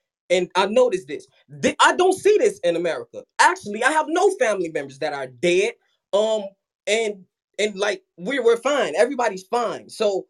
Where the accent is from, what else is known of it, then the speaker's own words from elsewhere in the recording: Chicago, Illinois, United States; So growing up in Chicago, it was rough, but I went went to investment school.